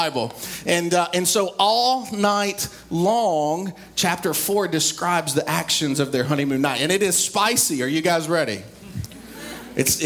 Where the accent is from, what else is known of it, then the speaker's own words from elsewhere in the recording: East Tennessee, United States; I grew up in East Tennessee.